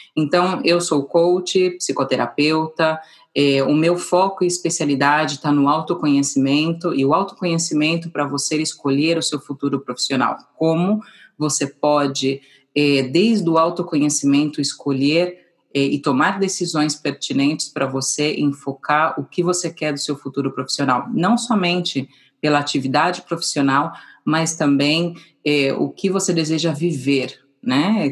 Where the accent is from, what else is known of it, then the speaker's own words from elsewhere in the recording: São Paulo, Brazil; moved away as an adult; now in Madrid, Spain; eu nasci em São Paulo também